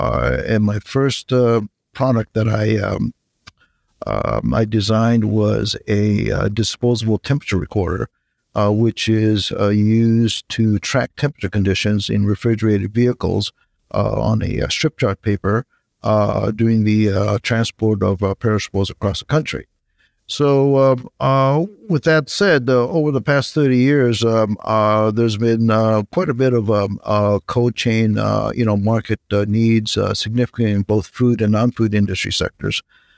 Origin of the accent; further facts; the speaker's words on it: Japan; moved away as an adult; now in United States; I'm originally from Japan. I came to the U.S. For college.